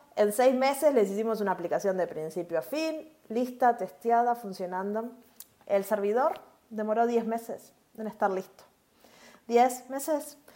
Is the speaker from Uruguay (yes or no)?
yes; Uruguay; yo hablo un poquito raro porque soy de Uruguay